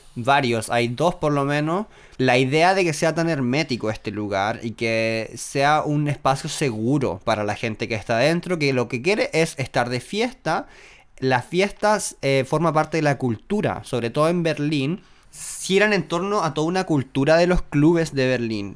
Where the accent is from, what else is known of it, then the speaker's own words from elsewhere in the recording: Chile; nosotros como chilenos